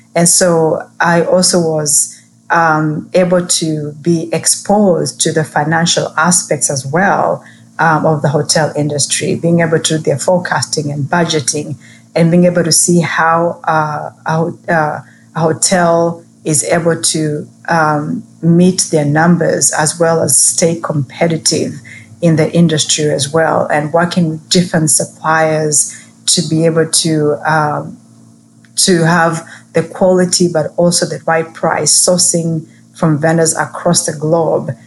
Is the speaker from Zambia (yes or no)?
no; Kenya; moved away; growing up in Kenya